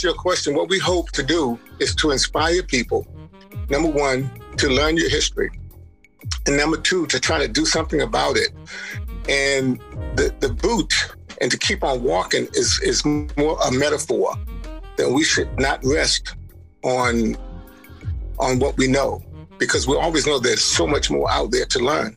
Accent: United States; my hometown on the Eastern Shore

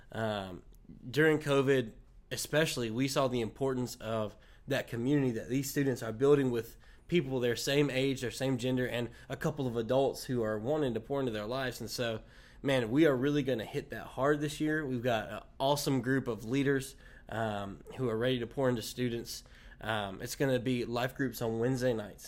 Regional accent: Wilson, United States; this is my hometown, so, you know, a, all the baggage that comes with growing up in Wilson

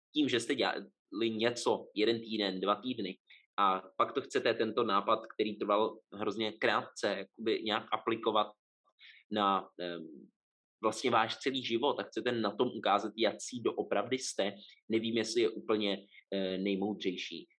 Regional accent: Czechia; also born or lived in Prague; Já teda jsem jako z Atheist Capital of the World, nebo jednoho z, eh, takže asi, asi eh, i celkově no, tady jako Česko

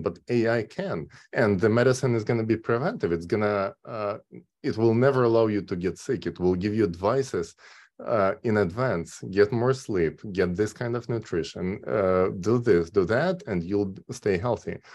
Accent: Kyiv, Ukraine; moved away as an adult; now in California, United States; originally I'm from Kyiv, Ukraine

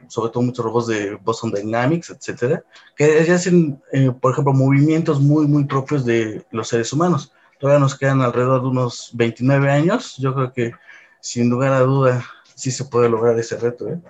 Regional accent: Puebla, Mexico; moved away as an adult; now in Mexico City, Mexico; yo soy originario de la ciudad de Puebla. Realmente toda mi vida la pasé allá

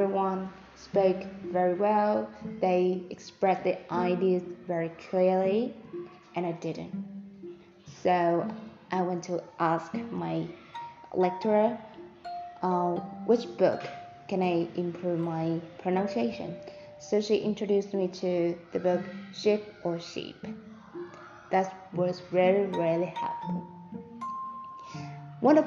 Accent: Vietnam; accent: mixed accent; first language Vietnamese; English is a second language; moved away as an adult; now in Da Nang, Vietnam; I am a Vietnamese person as a native speaker, I was born in another province, and I lived in another province for about 18 years. And then I moved to Denang to study and work for about 6 years. So my voice, my accent is like mixed accent

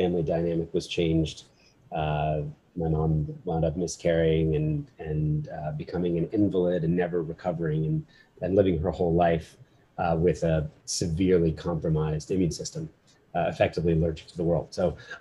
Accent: New Jersey, United States; also born or lived in Philadelphia, Pennsylvania; I was born in Philly, middle class family. My dad was a business guy. Mom was a writer. And when I was four, we moved to South Jersey

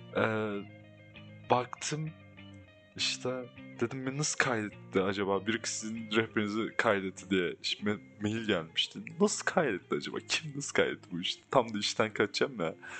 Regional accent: Ankara, Turkey; Ben burada büyüdüm, burada lisemi yaşadım

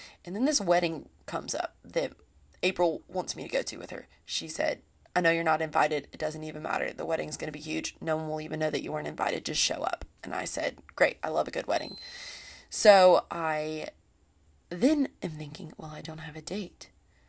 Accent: Columbia, South Carolina, United States; I was from Columbia, Lexington area, and South Carolina, and we both just went to USC.

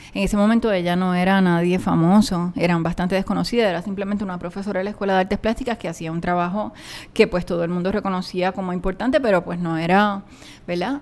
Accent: Puerto Rico; moved away as an adult; also born or lived in New York, United States; now in Cupey, Puerto Rico; de lo que yo conocía, que me habían enseñado en mi pueblo

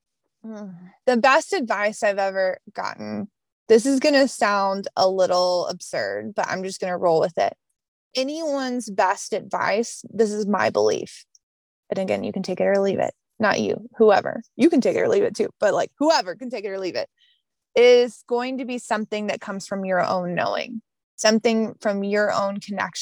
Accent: the South, Southern United States, United States; accent: Southern; my Southern accent

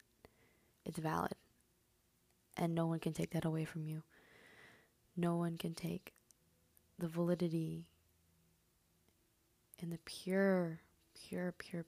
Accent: Michigan, United States; first language Spanish; English is a second language; also born or lived in Mexico; I was born and raised in Michigan

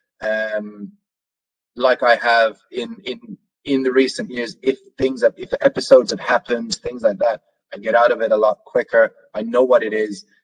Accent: Norway; moved away; me growing up in Norway

